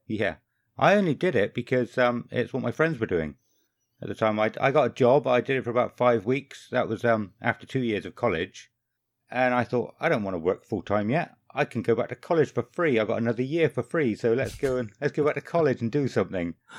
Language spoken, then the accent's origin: English; Somerset, South West England, United Kingdom; I'm thirty-five, I'm from Somerset and I'm a postman